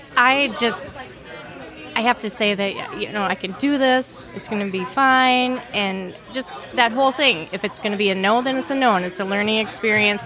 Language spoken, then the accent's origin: English; Anoka, Minnesota, United States; I grew up in the Halloween capital of the world